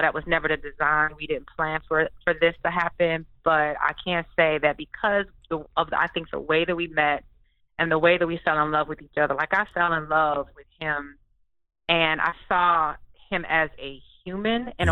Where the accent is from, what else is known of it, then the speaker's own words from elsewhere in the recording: Detroit, Michigan, United States; I'm from Detroit